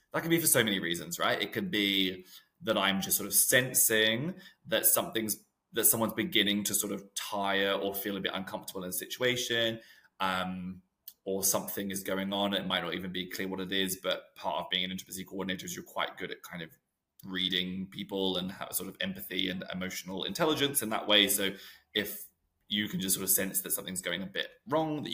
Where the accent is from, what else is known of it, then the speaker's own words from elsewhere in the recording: New Zealand; now in United Kingdom; I'm from New Zealand originally